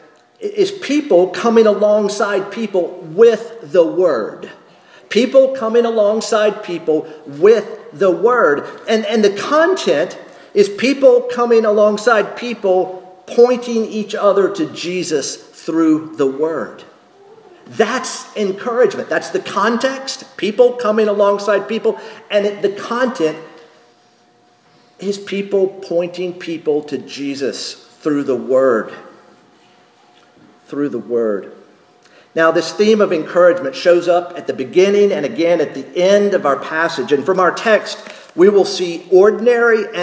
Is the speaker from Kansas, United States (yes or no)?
no; North Carolina, United States; moved away; also born or lived in Texas; when I'm back in North Carolina